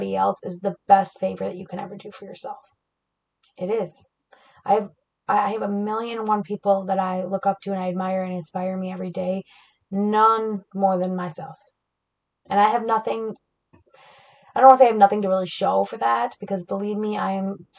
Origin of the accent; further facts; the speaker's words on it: Flint, Michigan, United States; I grew up in Flint, Michigan